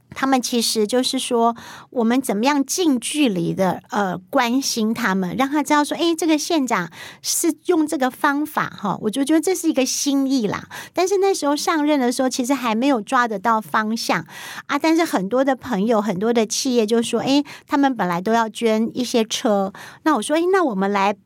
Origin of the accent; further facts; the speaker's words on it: Pingtung County, Taiwan; 我是来自国境之南，冰东武村跟武碧